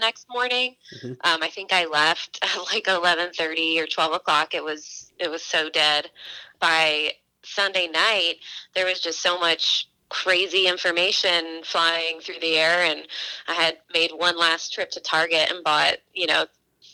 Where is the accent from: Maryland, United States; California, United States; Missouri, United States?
Maryland, United States; moved away; I am from the Chesapeake Bay in Maryland